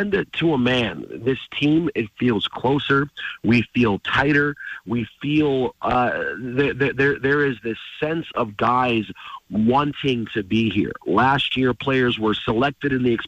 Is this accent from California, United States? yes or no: no; Detroit, Michigan, United States; I grew up in Detroit, which is hockey town